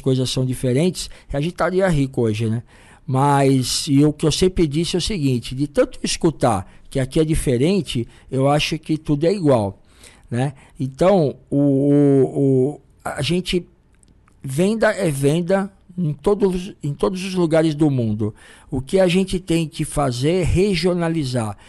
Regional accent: São Paulo, Brazil; a gente é de São Paulo

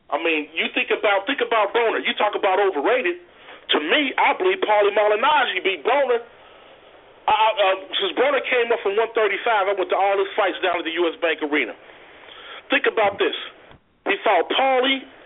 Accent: Cincinnati, Ohio, United States; I'm from Cincinnati.

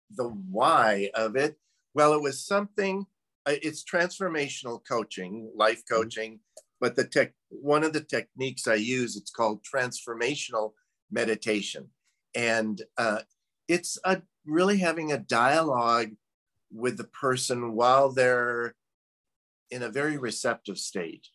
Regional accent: Midwest, United States; I'm originally from the Midwest

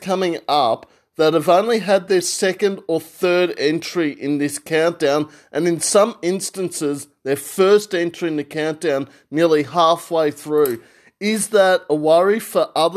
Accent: Australia; We're Australian.

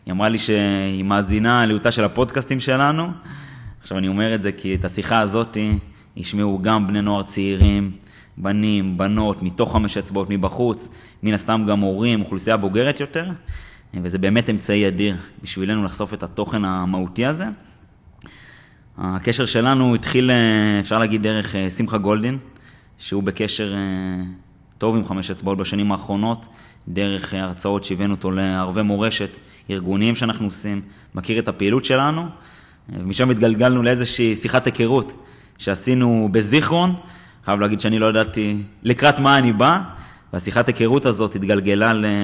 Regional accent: Kfar Yehezkel, Northern District, Israel; אני בתור מושבניק שגדל בכפר יחזקאל בעמק חרוד

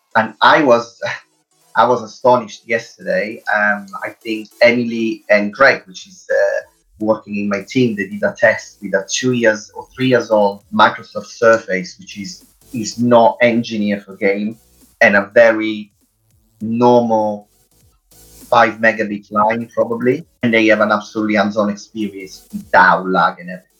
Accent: Italy; accent: Italian; English is a second language; moved away as an adult; now in United Kingdom; as you hear my Italian accent uh, is quite strong. I live in the UK since 2006

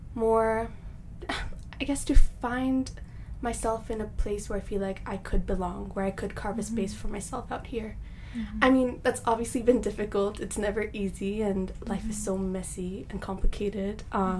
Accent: Japan; also born or lived in Hong Kong; I was born in Japan, raised there for a bit, moved to Hong Kong, and I came here to pursue my education and start a life for myself.

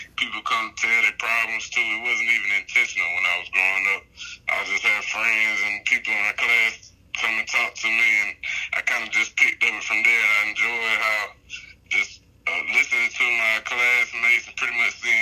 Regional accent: Columbus, Georgia, United States; I'm from Columbus, Georgia, born and raised.

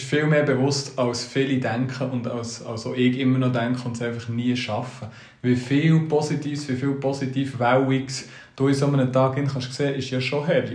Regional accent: Switzerland; wir Schweizer

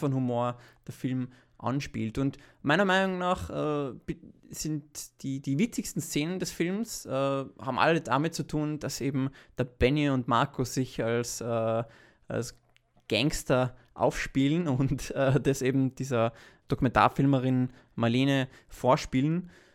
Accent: Vienna, Austria; wir als Wiener, die mitten äh, im 20. Bezirk leben

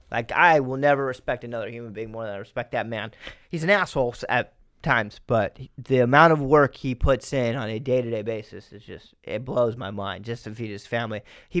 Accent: Fremont, United States; No, I grew up in Fremont up until the second grade.

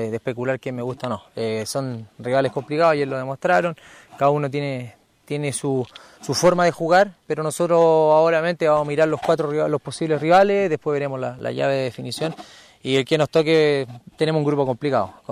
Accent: Chile; como, chileno

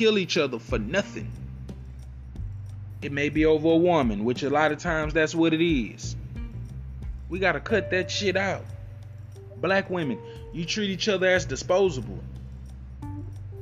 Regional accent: United States; Us that have been here for generations, for 300 to 400 years, we don't have a country to go back to. This is our country

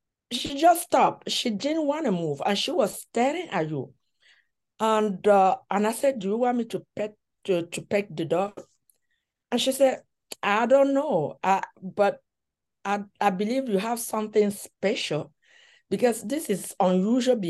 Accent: Cameroon; moved away as an adult; now in United States; I was born in Cameroon and I grew up here. So I have been in the US for 30 years

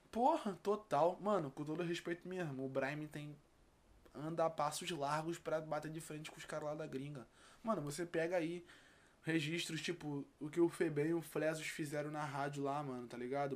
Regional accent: Rio de Janeiro, Brazil; vim lá de Campo Grande, Zona Oeste

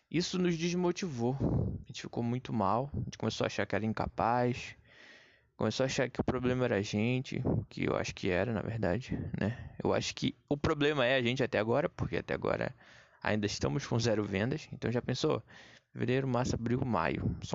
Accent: Pará, Brazil; now in Rio de Janeiro, Brazil; Quando eu vim do Pará pro Rio de Janeiro, Léo, eu tava pesando, cara, 140 quilos.

